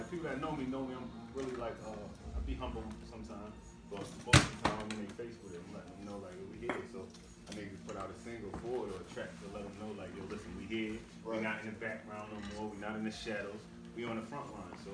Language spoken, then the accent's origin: English; New York, United States; I'm from New York. I'm yeah. from New York.